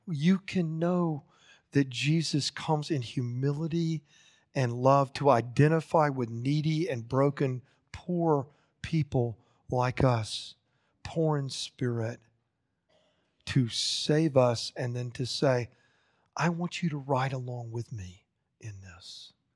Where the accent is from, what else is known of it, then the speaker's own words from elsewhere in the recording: Lakeland, Florida, United States; growing up in Lakeside Baptist Church in Lakeland, Florida in the late sixties and early seventies